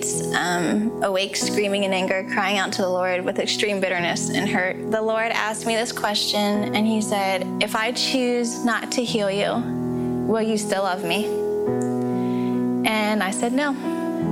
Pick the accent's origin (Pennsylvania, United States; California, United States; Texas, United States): Pennsylvania, United States; also born or lived in Xiamen, China; I was born in Xiamen, China, and adopted 8 months old, and I've lived in Pennsylvania my whole life.